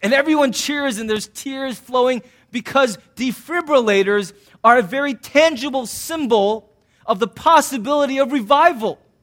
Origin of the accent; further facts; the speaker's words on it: United States; I'm an American